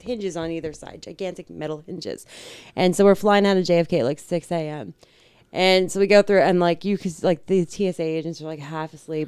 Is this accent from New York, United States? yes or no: yes; New York, United States; we're from New York